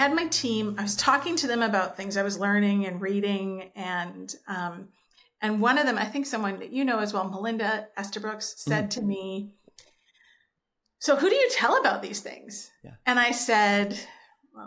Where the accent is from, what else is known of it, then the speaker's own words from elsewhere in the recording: Nanaimo, British Columbia, Canada; moved away as an adult; also born or lived in Germany; now in Ontario, Canada; I grew up on Vancouver Island. I was born and raised in Nanaimo, grew up on Vancouver Island.